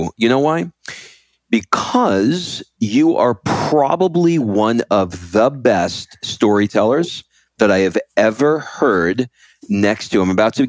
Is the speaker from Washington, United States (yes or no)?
no; New York, United States; And I grew up in New York, and I had a lot of Iranians around me